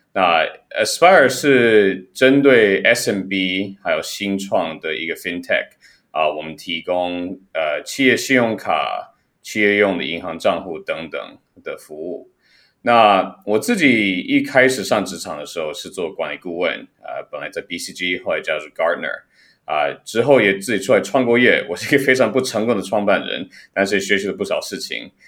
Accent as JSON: {"language": "Chinese", "country": "Taiwan", "tie": "born or raised there", "moved": "yes", "said": "我自己也，也算是在台湾长大的"}